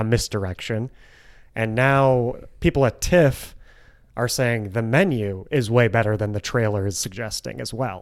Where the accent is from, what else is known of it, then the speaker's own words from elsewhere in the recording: Grosse Pointe Woods, Michigan, United States; my hometown, Grosse Pointe Woods